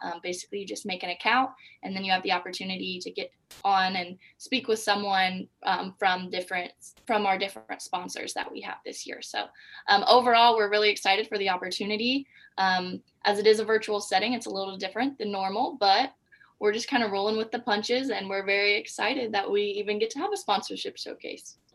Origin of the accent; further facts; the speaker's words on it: Anderson, Indiana, United States; I'm from Anderson, Indiana.